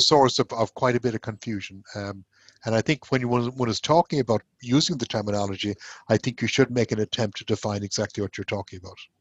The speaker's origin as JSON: {"language": "English", "country": "Ireland", "also_born_or_lived": "Glasgow, Scotland / Manchester, United Kingdom / Nebraska, United States / Cork, Ireland", "moved": "as an adult", "lives_now": "Houston, United States", "said": "I'm, actually Irish, um, where I went to medical school and did my intern year"}